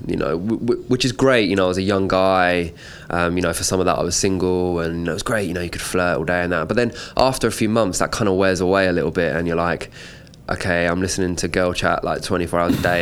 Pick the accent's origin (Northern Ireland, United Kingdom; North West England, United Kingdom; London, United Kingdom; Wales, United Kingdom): London, United Kingdom; I grew up just on the outskirts of London, kind of like North London areas